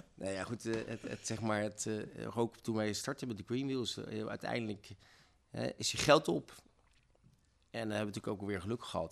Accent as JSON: {"language": "Dutch", "town": "Zwolle", "region": "Overijssel", "country": "Netherlands", "also_born_or_lived": "Rotterdam", "moved": "as an adult", "said": "ik kom uit Zwolle"}